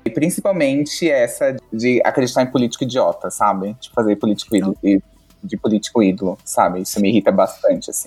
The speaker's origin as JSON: {"language": "Portuguese", "region": "São Paulo", "country": "Brazil", "said": "eu sou de São Paulo"}